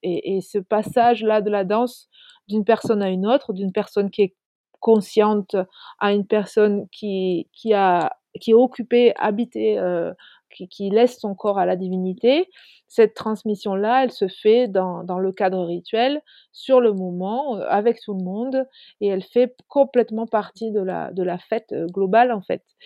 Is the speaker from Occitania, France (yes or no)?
yes; Lot, Occitania, France; also born or lived in Île-de-France; je suis française, d'origine du Lot, en Occitanie. Je vis entre l'Occitanie et l'Île-de-France.